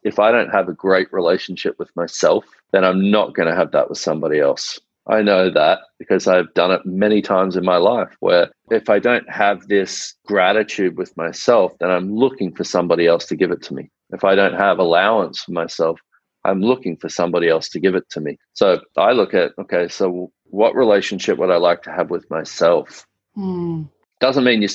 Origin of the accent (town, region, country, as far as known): Australia